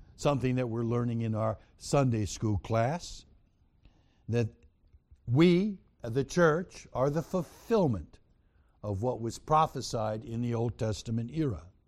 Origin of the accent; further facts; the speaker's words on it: New York, United States; I was born in New York